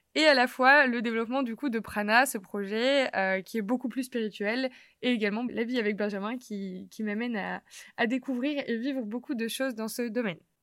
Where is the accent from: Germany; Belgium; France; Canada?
France; Lille, Hauts-de-France; j'ai 27 ans, je suis lilloise